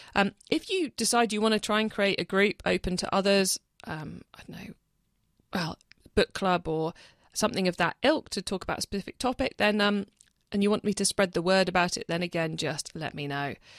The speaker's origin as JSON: {"language": "English", "area": "the Roseland", "region": "South West England", "country": "United Kingdom", "tie": "born or raised there", "moved": "yes", "said": "I grew up on the Roseland, and about five years ago I moved back. I live here full-time"}